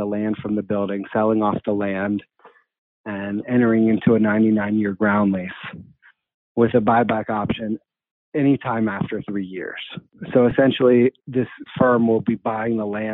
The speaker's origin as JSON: {"language": "English", "town": "Atlanta", "region": "Georgia", "country": "United States", "also_born_or_lived": "Wisconsin / Brooklyn, New York", "moved": "yes", "said": "I'm originally from Atlanta, Georgia"}